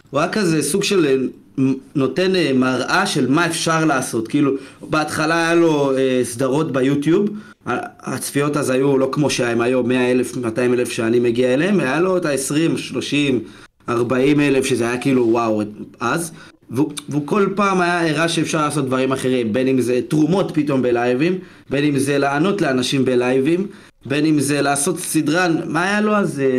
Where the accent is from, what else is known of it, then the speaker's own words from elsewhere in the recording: Georgia; נולדתי עם ערכים, בכל זאת אני גרוזיני, אז יש לנו את הנימוסים הסובייטים וכאלה, אתה יודע.